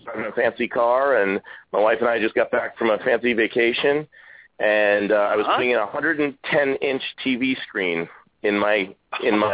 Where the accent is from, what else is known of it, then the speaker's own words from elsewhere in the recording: East Coast, United States; I grew up on the East Coast